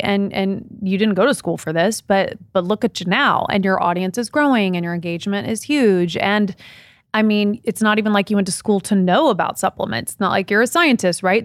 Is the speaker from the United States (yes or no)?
yes; Midwest, United States; I grew up in the Midwest.